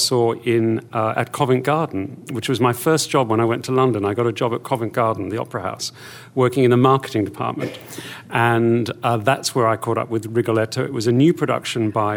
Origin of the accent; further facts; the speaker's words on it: Australia; I grew up in Australia. That's where I'm from, where I was born and educated